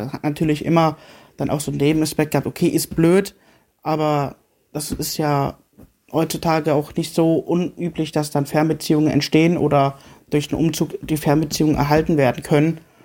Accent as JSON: {"language": "German", "town": "Marburg", "region": "Hesse", "country": "Germany", "tie": "born or raised there", "said": "ich bin ja gebürtiger Marburger"}